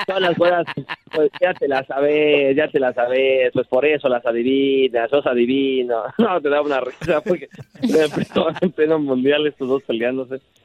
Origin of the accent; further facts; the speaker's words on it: Mexico; mis papás son españoles, mi familia es española, este, yo nací en México